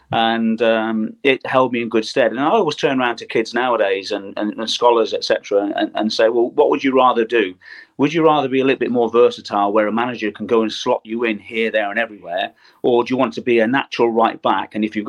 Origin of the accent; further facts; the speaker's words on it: Germany; born there; You know, I was born in West Germany.